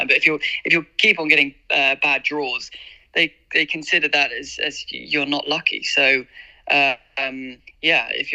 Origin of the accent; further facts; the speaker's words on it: United Kingdom; moved away as an adult; being a British jockey